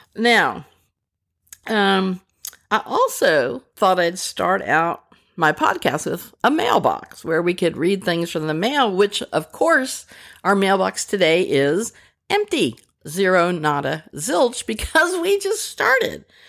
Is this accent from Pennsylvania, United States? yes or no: yes; Pennsylvania, United States; also born or lived in Rochester, New York / Pasadena, California; now in Arkansas, United States; I was born in Pennsylvania, which is why the Southerners here in Arkansas, where I live, say that I don't sound quite right.